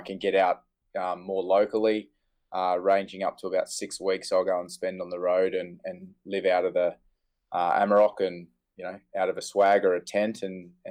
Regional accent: Emerald, Queensland, Australia; also born or lived in Gold Coast, Queensland; I moved from the Gold Coast, that's where I was sort of born, and moved up to central Queensland, which was a big change, and it was more rural

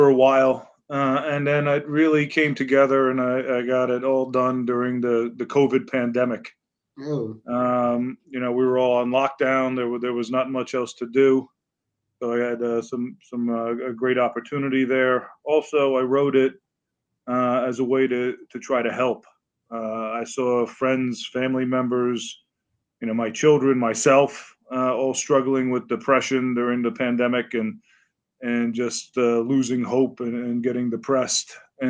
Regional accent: Bronx, New York, United States; born there; also born or lived in Long Island; now in Connecticut, United States; I was born in the Bronx, New

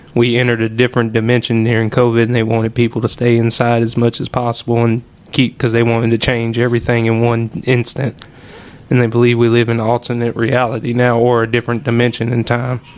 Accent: Oakdale, United States; growing up in Oakdale and being, you know, a part of all that bullshit that happens in high school

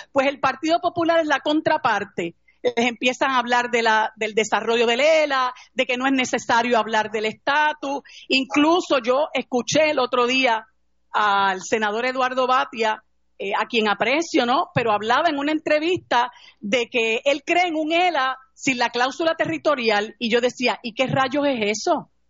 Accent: Puerto Rico; como los, puertorriqueños

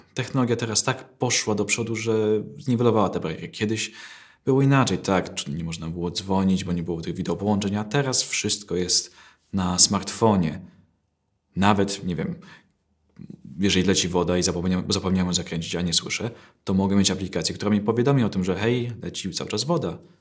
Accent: Poland; jestem Polakiem, tylko mam wadę wymowy

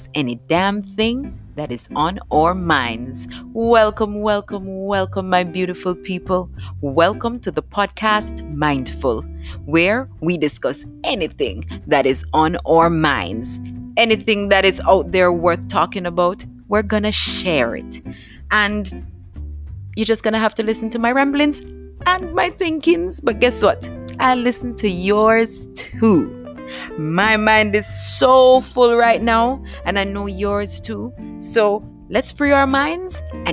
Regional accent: Jamaica; we're from Jamaica

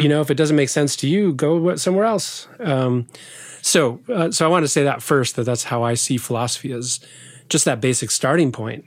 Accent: southwest Idaho, United States; moved away; I grew up in a little farm town in southwest Idaho

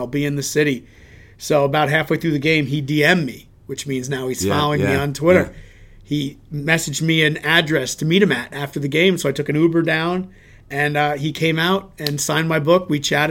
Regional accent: Chicago, Illinois, United States; I'm from Chicago originally.

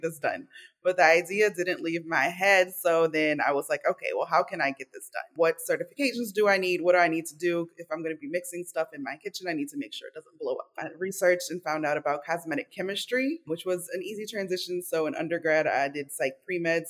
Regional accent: New Orleans, Louisiana, United States; I am from New Orleans, Louisiana, and I am the child of Cuban and Nicaraguan immigrants

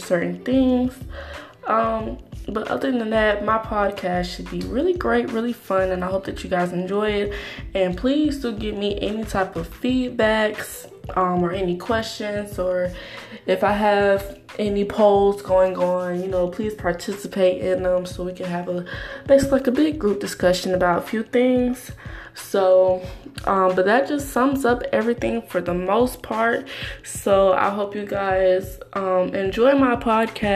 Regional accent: Atlanta, Georgia, United States; I'm born and raised in Atlanta, Metro Atlanta

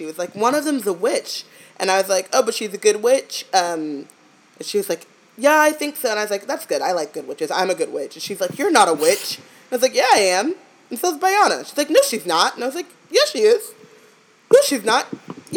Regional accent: United States; we're American

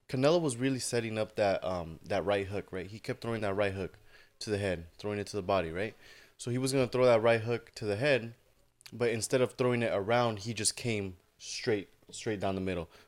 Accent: Mexico; I'm fighting in Mexico. I'm fighting in my home in my hometown, right?

